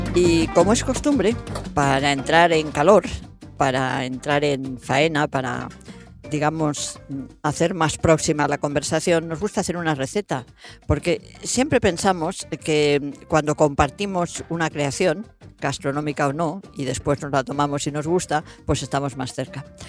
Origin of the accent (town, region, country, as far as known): Madrid, Community of Madrid, Spain